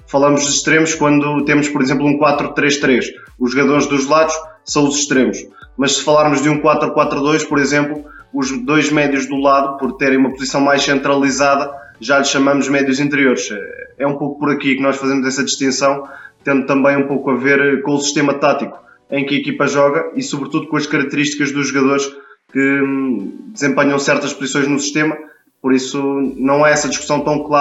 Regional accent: Portugal; há essa diferença muito clara em relação à forma como nós, portugueses, utilizamos essa expressão e à forma como vocês, brasileiros, utilizam.

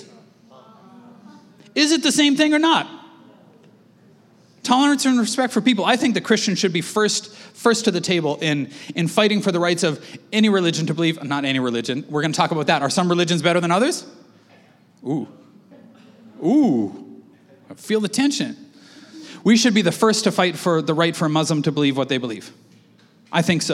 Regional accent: Canada; we're Canadian

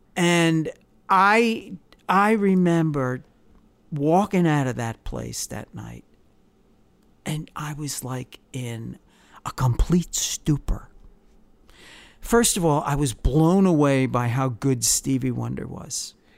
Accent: Long Island, New York, United States; I was growing up on Long Island

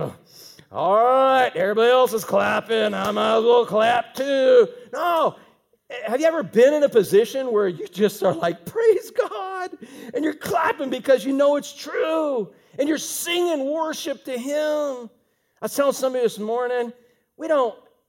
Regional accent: Fort Pierce, Florida, United States; I'm from the Fort

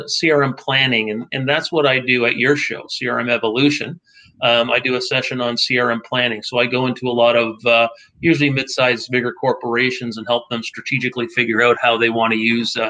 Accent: Detroit, Michigan, United States; now in Toronto, Canada; I grew up outside of Detroit

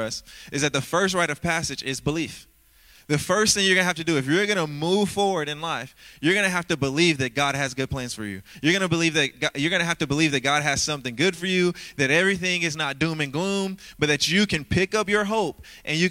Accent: Louisiana, United States; growing up in Louisiana, come on, I was raised by a single mom who had 9 kids.

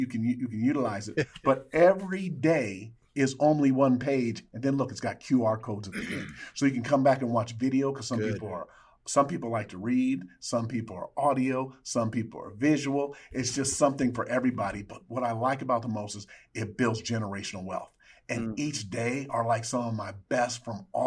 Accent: Minnesota, United States; now in California, United States; I was born and I was raised in the Midwest in Minnesota

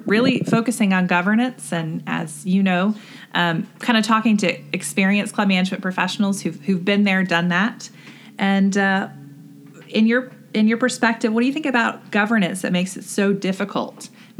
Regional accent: Charleston, South Carolina, United States; moved away as an adult; I'm from Charleston originally and went to school down there

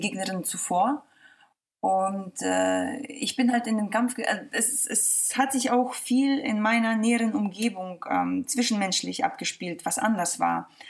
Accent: Mönchengladbach, North Rhine-Westphalia, Germany; also born or lived in Kazakhstan; now in Hamburg, Germany; ich komme aus München-Gladbach

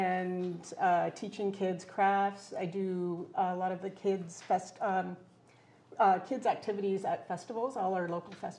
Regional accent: Dashwood, Ontario, Canada; also born or lived in Vancouver, British Columbia; now in Kincardine, Canada; I'm originally from Dashwood, which is about an hour and a half south of here, small town. And I moved out to BC, to Vancouver, went to art school and all that. Stayed out there for almost 20 years. And then came home

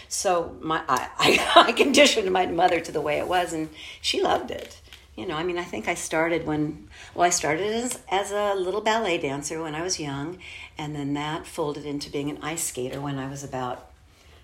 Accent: Los Angeles, California, United States; I grew up here in Los Angeles, but out in the San Fernando Valley area, in an area called Woodland Hills

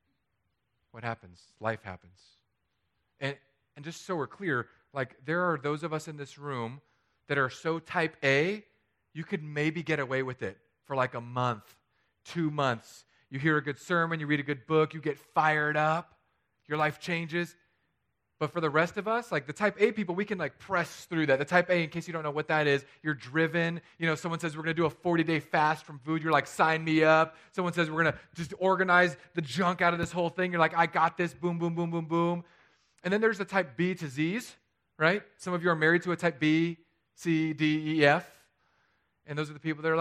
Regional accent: California, United States; moved away; my home state

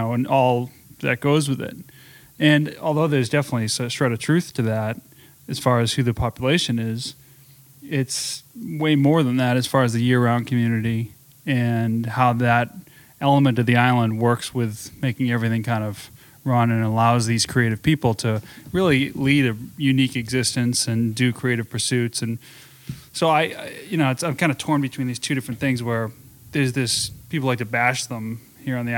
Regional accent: Arlington, Massachusetts, United States; moved away as an adult; also born or lived in Jackson Hole, Wyoming; I grew up in Arlington, Massachusetts, which is just a suburb 20 minutes outside of Boston

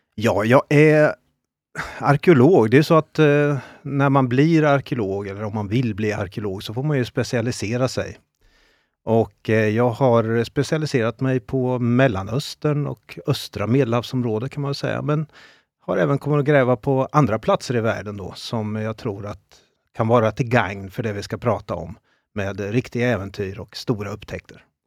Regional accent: Italy; now in Sweden; när jag växte upp i Italien

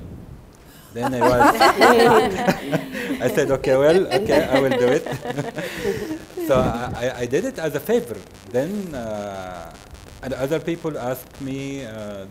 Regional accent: Jeddah, Makkah Province, Saudi Arabia; also born or lived in Houston; I'm from Jeddah

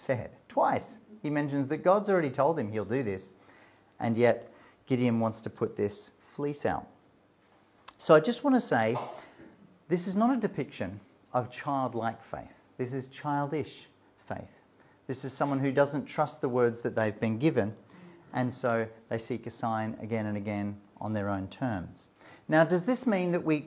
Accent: Australia; also born or lived in Melbourne / Durham; I'm an Australian

